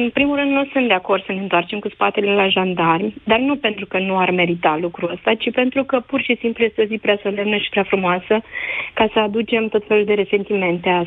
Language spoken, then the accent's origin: Romanian; Brașov, Brașov County, Romania; Nu, sunt din Brașov. De fapt, sunt de, din mai multe locuri